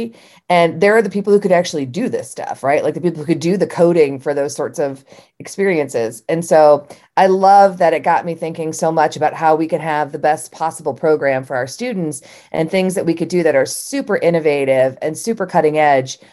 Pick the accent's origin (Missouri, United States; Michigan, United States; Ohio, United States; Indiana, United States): Ohio, United States; we're from Ohio